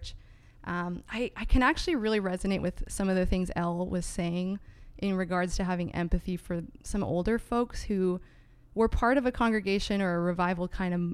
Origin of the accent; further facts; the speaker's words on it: San Diego, California, United States; moved away as an adult; also born or lived in Greater Vancouver, Canada; now in Vancouver, Canada; I am actually an American from San Diego, California, and I recently moved up to Canada in 2019